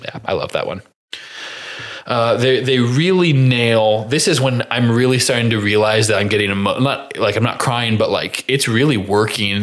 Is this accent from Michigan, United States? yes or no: no; Crawfordsville, Indiana, United States; I'm from Crawfordsville, Indiana